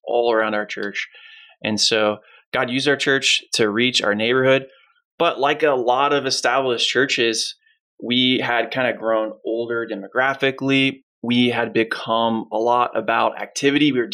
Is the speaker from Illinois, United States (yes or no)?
no; Northern Palm Beach County, Florida, United States; Natalie and I grew up both in Northern Palm Beach County